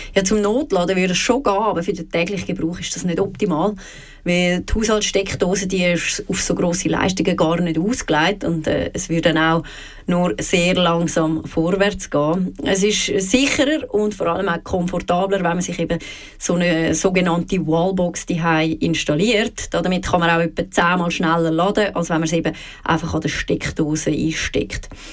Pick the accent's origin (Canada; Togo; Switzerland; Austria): Switzerland; bei uns in der Schweiz